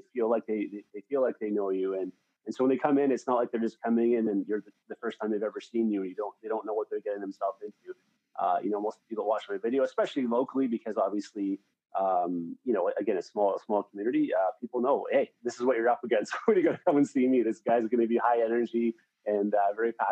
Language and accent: English; Sault Ste. Marie, Ontario, Canada; also born or lived in Toronto; Canadian, from Northern Ontario, a small community. It's called, the city's called Sault Ste. Marie, between 60 and 70,000 people. Born here, lived down in Toronto for a while, came back home